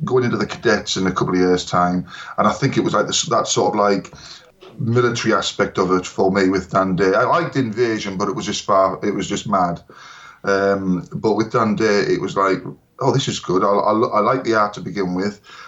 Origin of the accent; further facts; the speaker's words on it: Hartlepool, North East England, United Kingdom; my hometown of Hartlepool